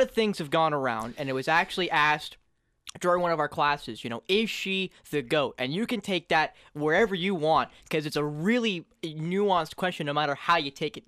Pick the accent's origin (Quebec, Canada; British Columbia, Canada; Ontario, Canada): Ontario, Canada; Wiarton; I'm from Wyerton, Ontario, Canada